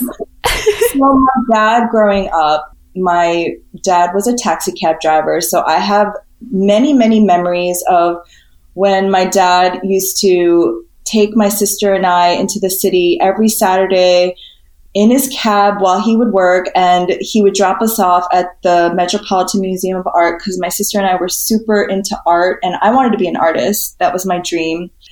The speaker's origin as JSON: {"language": "English", "town": "New York City", "region": "New York", "country": "United States", "tie": "born or raised there", "also_born_or_lived": "California / Spain / San Diego", "said": "I was born in Flushing, Queens, grew up in the city until I was six. And then my parents moved us out to the suburbs just outside New York City."}